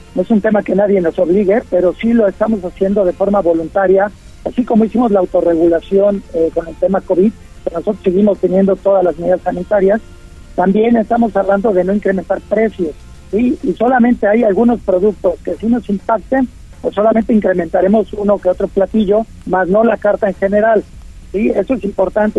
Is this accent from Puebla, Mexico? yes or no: yes; Puebla, Mexico; soy poblano y sabes que amo y adoro a Puebla.